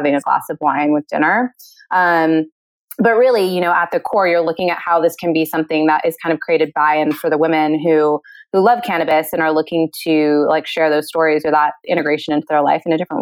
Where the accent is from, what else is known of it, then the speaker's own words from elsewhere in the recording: Northern California, United States; I grew up in Northern California